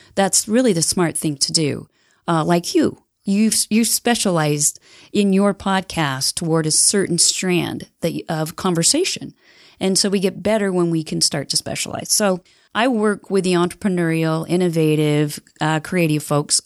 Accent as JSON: {"language": "English", "town": "Heber City", "region": "Utah", "country": "United States", "tie": "born or raised there", "said": "I grew up in Heber City"}